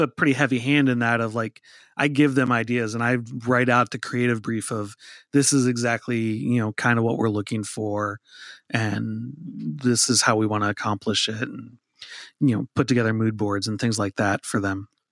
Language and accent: English; Minnesota, United States; moved away; I grew up in Minnesota